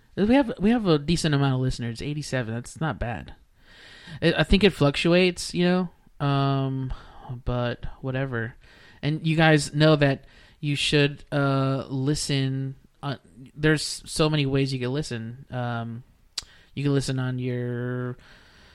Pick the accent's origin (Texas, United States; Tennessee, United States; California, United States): Texas, United States; Weslaco; Weslaco, Texas. My turf, my hometown